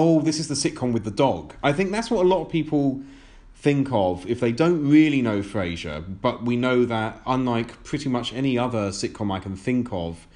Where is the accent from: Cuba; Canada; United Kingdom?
United Kingdom; we are both British-born. We're in the UK